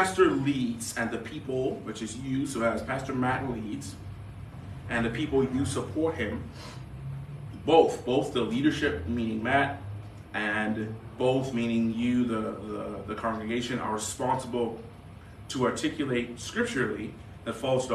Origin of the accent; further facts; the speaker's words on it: Bahamas; moved away; I grew up in the Caribbean in the Bahamas